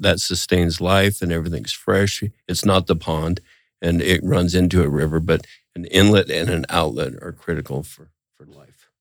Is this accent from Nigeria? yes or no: no; Montana, United States; growing up in Montana